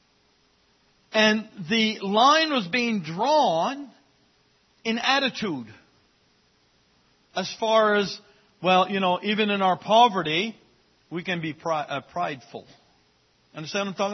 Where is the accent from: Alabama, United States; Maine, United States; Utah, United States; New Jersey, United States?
Maine, United States; Fort Kent; As a young child growing up in Fort Kent